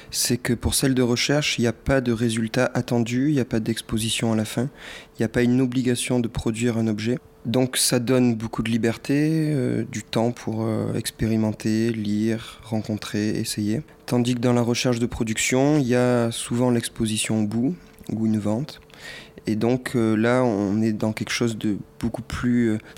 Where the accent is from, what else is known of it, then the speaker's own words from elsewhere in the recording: Cavaillon, Provence-Alpes-Côte d'Azur, France; now in Marseille, France; né à Cavaillon. J'habite à Marseille aussi depuis trois ans.